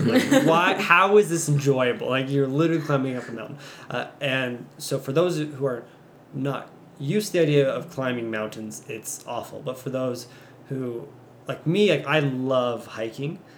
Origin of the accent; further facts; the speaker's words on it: Louisiana, United States; moved away; growing up in Louisiana, uh, we don't have hills or mountains